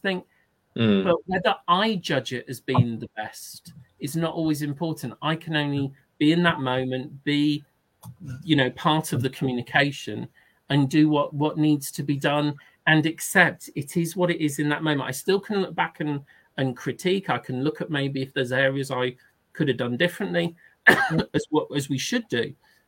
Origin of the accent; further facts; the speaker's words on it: Northern England, United Kingdom; I knew she was Northern because she had a lovely Northern accent, and I'm from the North, but haven't got the accent.